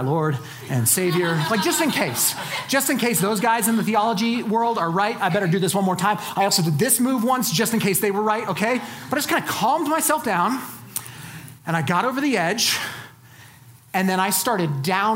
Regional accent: Colorado Springs, Colorado, United States; I'm from Colorado Springs. I started climbing in high school in the Garden of the Gods

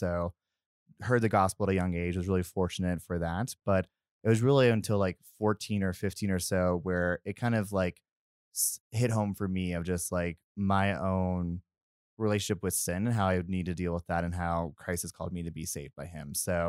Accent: Louisville, Kentucky, United States; But most of my life, I grew up in Louisville, Kentucky, which if you know anything about the South, it is a beautiful place

